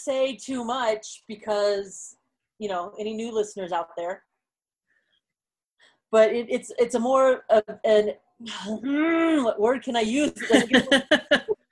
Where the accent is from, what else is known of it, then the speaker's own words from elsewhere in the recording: Texas, United States; accent: southern; I can do a southern accent because I grew up in Texas